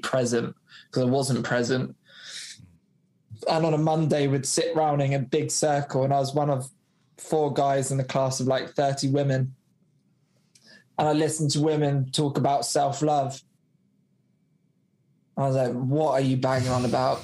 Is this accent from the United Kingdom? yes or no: yes; Somerset, South West England, United Kingdom; I came from Somerset